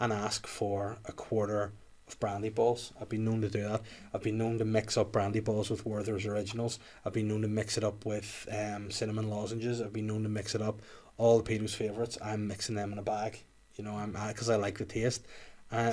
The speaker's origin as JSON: {"language": "English", "town": "Bangor", "region": "Northern Ireland", "country": "United Kingdom", "tie": "born or raised there", "said": "So I was moving to my home city. I love Bangor by the sea."}